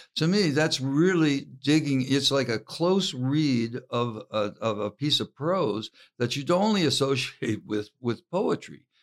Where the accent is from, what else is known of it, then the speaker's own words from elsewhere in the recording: Harlan, Kentucky, United States; I'm from Harlan, Kentucky